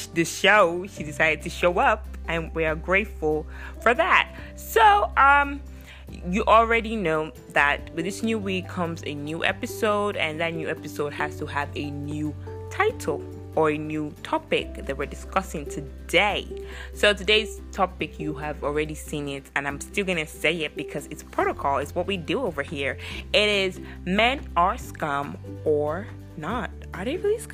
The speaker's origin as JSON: {"language": "English", "country": "Nigeria", "said": "I'm Nigerian"}